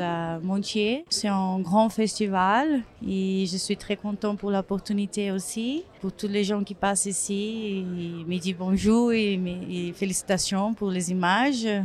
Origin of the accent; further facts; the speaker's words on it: Brazil; French is a second language; je suis brésilienne